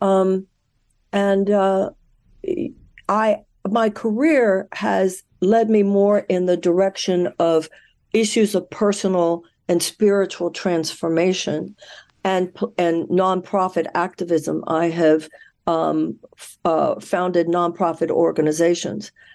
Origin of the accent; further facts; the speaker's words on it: Houston, Texas, United States; I was born in Houston, Texas. I was raised there.